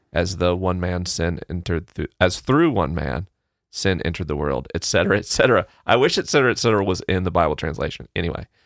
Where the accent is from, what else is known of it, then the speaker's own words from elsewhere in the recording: the South, Southern United States, United States; accent: Southern; my Southern accent